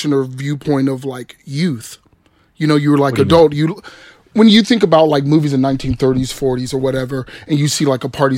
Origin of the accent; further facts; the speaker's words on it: Austin, Texas, United States; I grew up in Austin